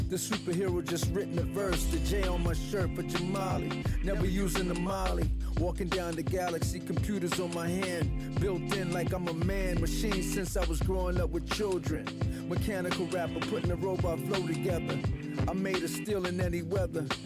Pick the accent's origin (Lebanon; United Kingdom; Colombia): United Kingdom; I'm British.